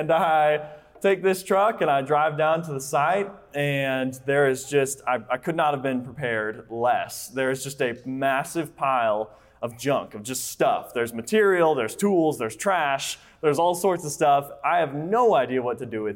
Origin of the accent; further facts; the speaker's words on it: Colorado, United States; now in Texas, United States; I am from Colorado